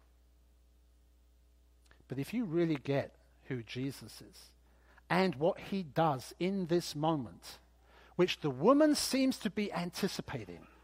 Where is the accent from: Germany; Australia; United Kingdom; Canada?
United Kingdom; I'm British after all